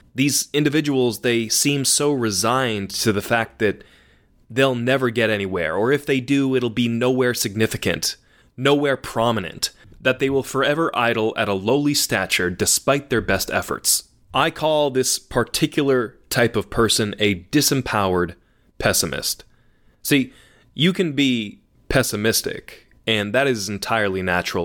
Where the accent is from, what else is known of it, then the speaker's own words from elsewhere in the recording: Massachusetts, United States; I am from Massachusetts, born and raised